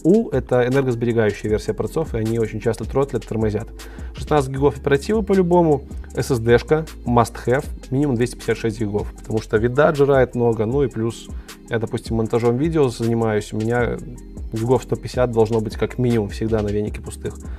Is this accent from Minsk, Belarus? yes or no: yes; Minsk, Belarus; Я из Беларуси, Минск